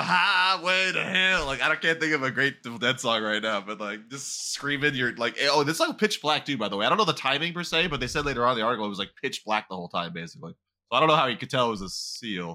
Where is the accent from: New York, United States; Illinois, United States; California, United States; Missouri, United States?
California, United States; accent: California; we're men from California